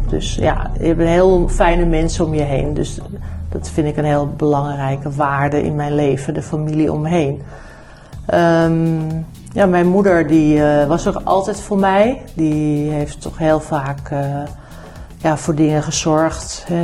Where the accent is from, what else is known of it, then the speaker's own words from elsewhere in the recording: New Zealand; born there; Ik ben niet in Nederland geboren, ik ben in Nieuw-Zeeland geboren. Mijn eh, ouders zijn eh, geëmigreerd geweest samen.